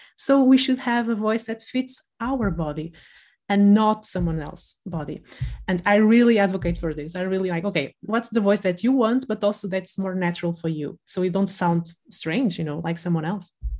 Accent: Porto, Norte, Portugal; accent: Porto; now in Lisbon, Portugal; I'm from the north of Portugal, I'm from Porto, and I moved to Lisbon

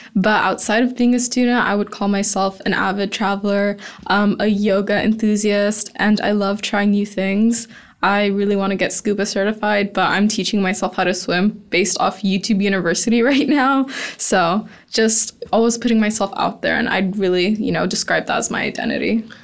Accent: Houston, Texas, United States; growing up in Houston, where oil and gas is so huge

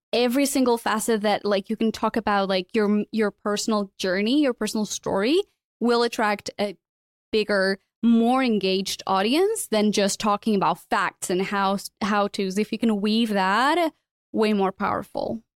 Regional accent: Portugal; moved away as an adult; also born or lived in London; I'm originally from Portugal. I left, uh, Portugal when I was twenty-one after, you know, graduating and working in radio. I moved to London.

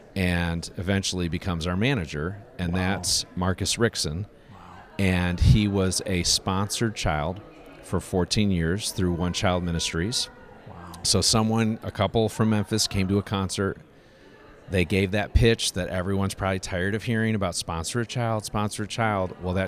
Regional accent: DR Congo; I grew up in Congo and lived there for 8 years, and my parents have been missionaries there for a little over 40 years

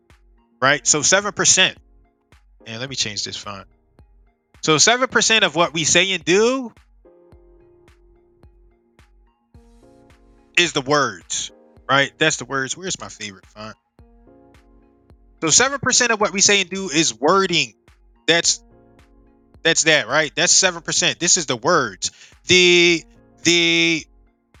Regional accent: United States; I'm Black American, or I'm from America

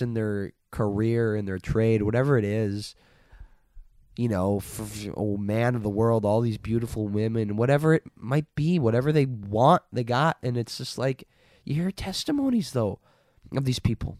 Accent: Minnesota, United States; I grew up in Minnesota

